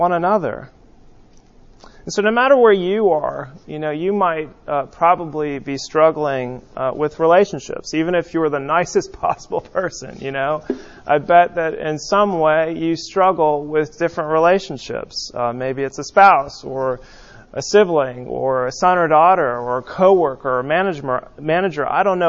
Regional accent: West Coast, United States; growing up on the West Coast

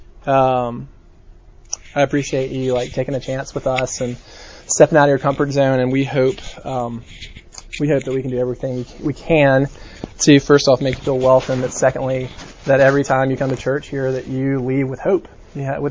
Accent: Mountain Brook, Alabama, United States; I was from Birmingham and particularly Mountain Brook

